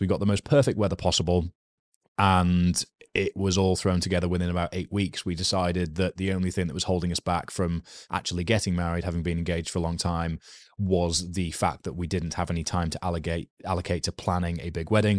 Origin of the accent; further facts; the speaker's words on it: United Kingdom; I am a British male with a rugby background